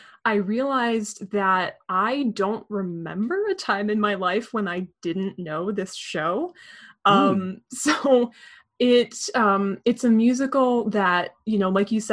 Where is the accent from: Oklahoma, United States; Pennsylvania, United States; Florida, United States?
Pennsylvania, United States; outside Philadelphia; I grew up outside Philadelphia